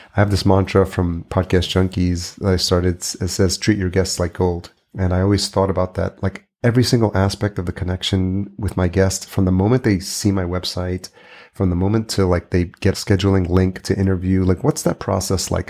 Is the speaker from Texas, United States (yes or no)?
no; New York, United States; I grew up in New York